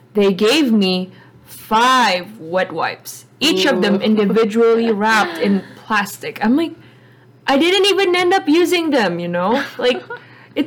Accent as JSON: {"language": "English", "country": "Indonesia", "said": "I'm from Indonesia"}